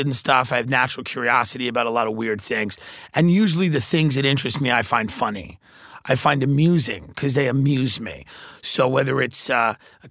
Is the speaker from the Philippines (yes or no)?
no; Long Island, New York, United States; moved away as an adult; now in Los Angeles, United States; a guy that grew up in Long Island, grew up in New York